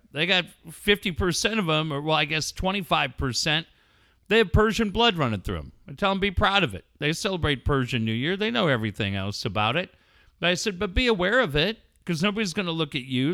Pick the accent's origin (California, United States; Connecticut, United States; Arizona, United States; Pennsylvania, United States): California, United States; Cardiff; Growing up in Cardiff